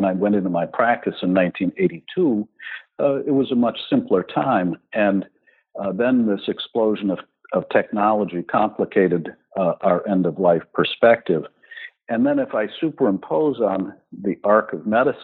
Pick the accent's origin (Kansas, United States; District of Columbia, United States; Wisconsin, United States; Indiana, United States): Wisconsin, United States; Milwaukee; I was born in Milwaukee, Wisconsin